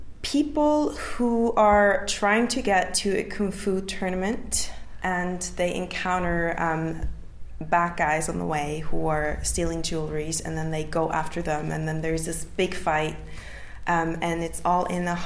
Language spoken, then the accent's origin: English; Switzerland; now in London, United Kingdom; I grew up in Switzerland, so I trained, I competed for the Swiss team.